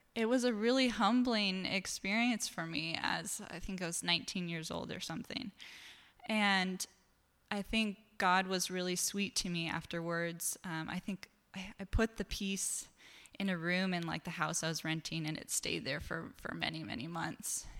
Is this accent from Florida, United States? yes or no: no; Eastern Washington, United States; also born or lived in New York City; now in Seattle, United States; I grew up in Eastern Washington